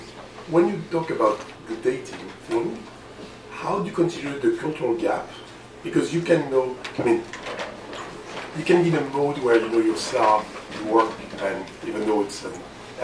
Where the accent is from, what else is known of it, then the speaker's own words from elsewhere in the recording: France; English is a second language; moved away as an adult; now in Canada; I'm from France.